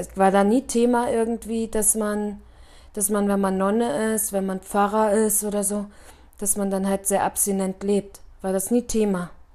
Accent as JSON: {"language": "German", "town": "Bitterfeld-Wolfen", "region": "Saxony-Anhalt", "country": "Germany", "moved": "yes", "lives_now": "Munich, Germany", "said": "also da, wo ich herkomme in Bitterfeld-Wolfen, ist es halt extrem so"}